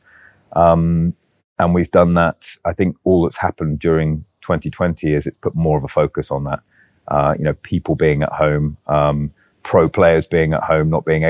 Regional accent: United Kingdom; moved away; So although I'm British, this is an Arabic, yeah, Arabic agency.

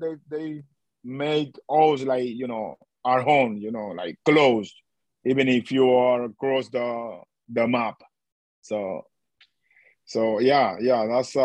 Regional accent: Dominican Republic; English is a second language; moved away as an adult; I'm from the Dominican Republic

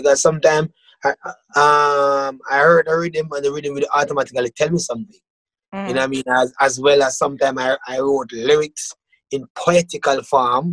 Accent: Jamaica; moved away as an adult; now in Canada; growing up in Jamaica

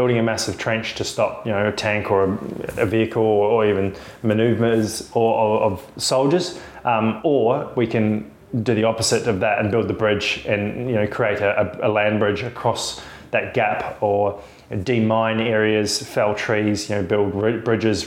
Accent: Queenstown, Otago, New Zealand; moved away as an adult; also born or lived in Dunedin, New Zealand / Western Australia; now in Australia; I was born in a little place called Dunedin. It's a sort of medium-sized city in New Zealand. It's right down the bottom, so it's pretty cold. I was living in central Otago, sort of Queenstown, Wanaka area as I grew up as a young lad.

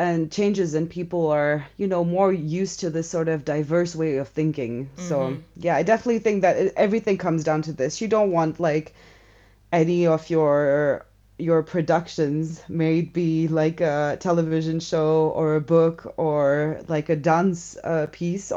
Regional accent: India; now in Switzerland; I grew up in India before arriving in Switzerland

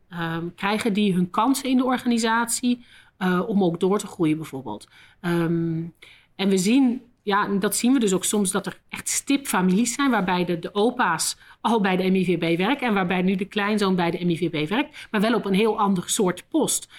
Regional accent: Netherlands; moved away as an adult; also born or lived in London, United Kingdom / Tokyo, Japan; now in Belgium; zoals je wel hoort ben ik niet Belgisch. ik ben van Nederland.

